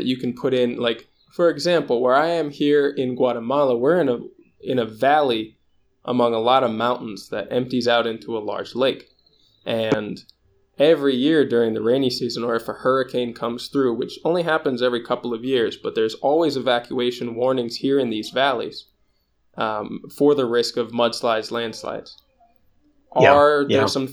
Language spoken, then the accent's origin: English; Minnesota, United States; moved away; I grew up mostly in Minnesota